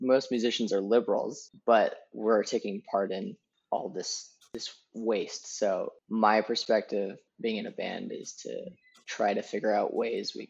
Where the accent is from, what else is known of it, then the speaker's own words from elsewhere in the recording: the Bay Area, California, United States; I'm from the Bay Area. And the minute you leave the Bay Area, you realize that, oh my gosh, you were in a bubble this whole time. Because you grew up composting